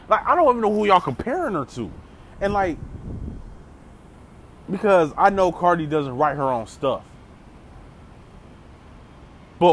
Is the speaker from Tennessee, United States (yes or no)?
yes; Memphis, Tennessee, United States; moved away; I grew up in Memphis as a child. Like, I spent some years, my childhood years in Memphis.